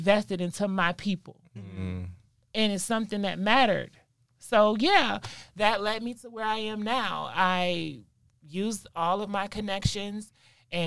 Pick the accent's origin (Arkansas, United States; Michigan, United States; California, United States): Michigan, United States; moved away; also born or lived in Detroit; So I was raised in Michigan with my mom's side of the family, close to our Native American reservation, which is up in Mount Pleasant, Michigan